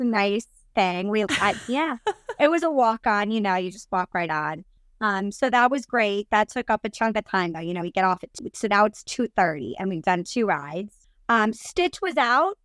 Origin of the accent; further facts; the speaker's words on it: New Jersey, United States; I'm from New Jersey and our Italian food's amazing